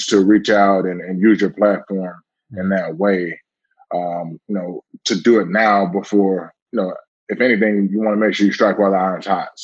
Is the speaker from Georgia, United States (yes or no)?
yes; Georgia, United States; born or raised there; also born or lived in Ridgewood, New Jersey